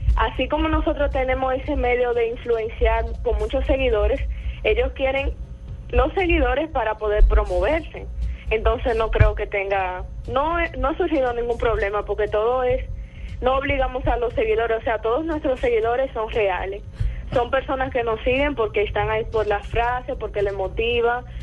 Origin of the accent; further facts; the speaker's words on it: Dominican Republic; soy dominicana, desde República Dominicana